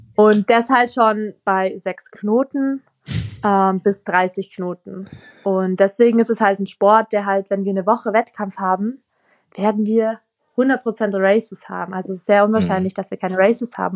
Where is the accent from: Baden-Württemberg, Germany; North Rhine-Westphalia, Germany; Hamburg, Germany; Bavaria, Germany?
Bavaria, Germany; south of Munich; ich komme auch aus Bayern und da wohne ich jetzt auch nicht am Meer